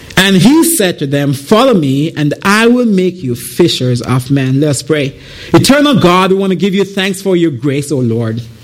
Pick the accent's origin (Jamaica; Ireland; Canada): Jamaica; moved away as an adult; I am originally from Jamaica. I came here in 2009.